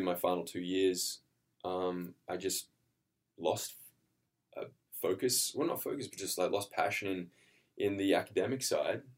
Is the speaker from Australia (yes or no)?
yes; Australia; now in Vancouver, Canada; I'm Australian, an actor. Um, I currently live in, in Vancouver.